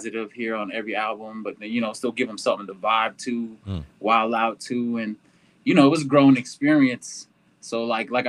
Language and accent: English; Dulce, New Mexico, United States; where I'm from is called Dulce. You know, it's up on the north side, like central, like right on the border of Colorado, New Mexico